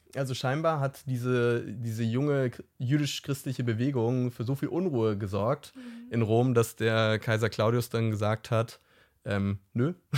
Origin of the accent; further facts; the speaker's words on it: Hamburg, Germany; ich komme ja aus Hamburg